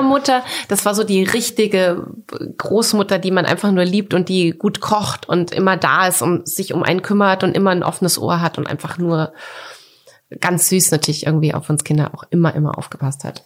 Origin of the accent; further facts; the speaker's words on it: Coburg, Bavaria, Germany; also born or lived in Düsseldorf; now in Berlin, Germany; ich bin doch Coburgerin.